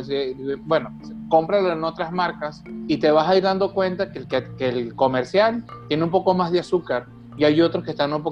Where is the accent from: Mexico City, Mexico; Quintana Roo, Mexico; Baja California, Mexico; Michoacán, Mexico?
Baja California, Mexico; Mexicali; yo le decía, vengo de Mexicali y estoy esperando aquí a, unos amigos